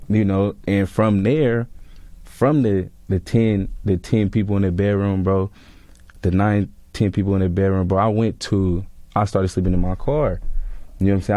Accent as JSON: {"language": "English", "region": "California", "country": "United States", "also_born_or_lived": "Atlanta, Georgia", "moved": "as an adult", "said": "I'm coming from California"}